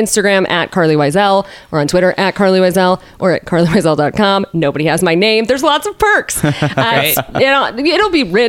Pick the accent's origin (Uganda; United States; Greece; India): United States; Midwest; it is so nice, like as a Midwesterner, I'm sure you understand.